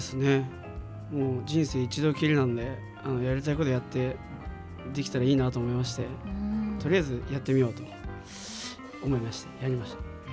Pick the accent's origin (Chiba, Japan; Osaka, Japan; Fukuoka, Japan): Fukuoka, Japan; 福岡出身で